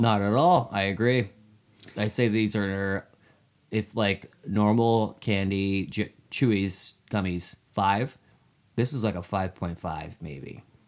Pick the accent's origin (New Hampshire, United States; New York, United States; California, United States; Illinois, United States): New Hampshire, United States; my, uh, childhood hometown in New Hampshire